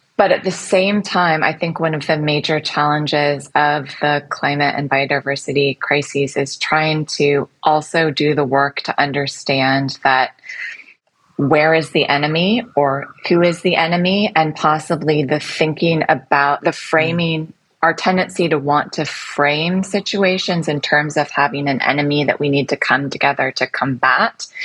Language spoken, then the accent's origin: English; United States; moved away as an adult; also born or lived in London; now in Singapore; in the United States, which is my home country